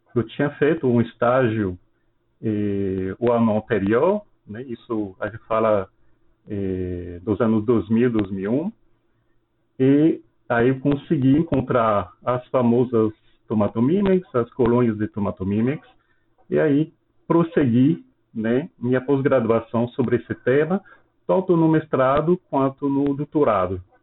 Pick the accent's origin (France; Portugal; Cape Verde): France; Portuguese is a second language; moved away as an adult; now in Petrolina, Brazil; sou francês, eu me formei na França em ciências biológicas